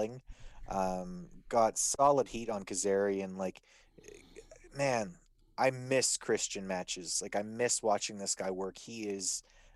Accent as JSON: {"language": "English", "country": "Canada", "said": "being a Canadian"}